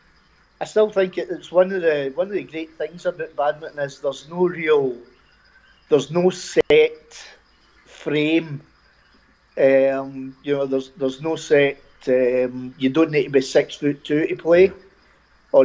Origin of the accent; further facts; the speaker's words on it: Glasgow, Scotland, United Kingdom; I've always been a West End Glasgow guy, so I've always been around Scotstoun.